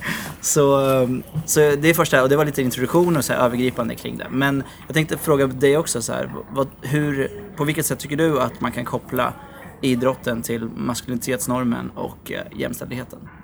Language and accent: Swedish; Norrköping, Östergötland, Sweden; moved away; nu sitter vi i Norrköping. Mm. Eh, där jag är ifrån eh, ursprungligen